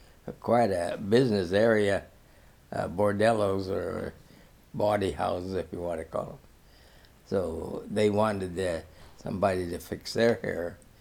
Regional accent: Hong Kong; born there; Well, my mother separated, I was born in Hong Kong. She fled to Hong Kong.

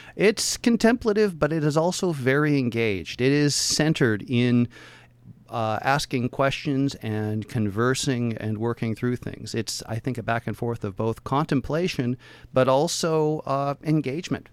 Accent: Portland, Oregon, United States; born and raised in Portland

